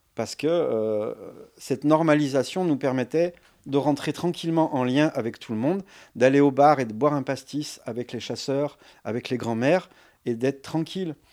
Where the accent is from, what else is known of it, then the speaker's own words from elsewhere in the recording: Lyon, Auvergne-Rhône-Alpes, France; moved away as an adult; now in Ardèche, France; je viens de Lyon